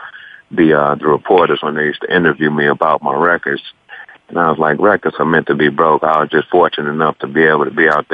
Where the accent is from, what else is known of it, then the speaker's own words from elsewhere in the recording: Park Forest, Illinois, United States; moved away as an adult; also born or lived in Wyoming; I'm from the Chicago suburbs, south suburbs of Chicago, Park Forest, Illinois. And the high school I went to is called Rich East High School.